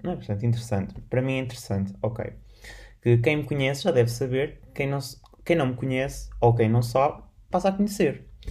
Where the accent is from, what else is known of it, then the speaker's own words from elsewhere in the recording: Portugal; sou, sou, português, moro em Portugal